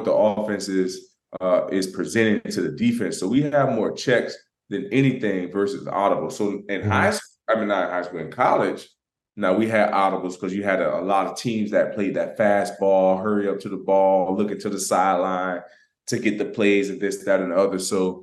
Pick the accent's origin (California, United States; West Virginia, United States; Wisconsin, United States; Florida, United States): Florida, United States; moved away as an adult; now in Pittsburgh, United States; I'm from Florida